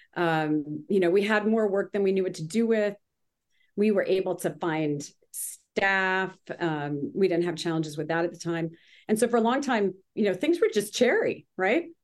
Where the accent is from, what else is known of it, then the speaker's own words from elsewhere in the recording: Grimsby, Ontario, Canada; now in Manhattan Beach, United States; I'm originally from Canada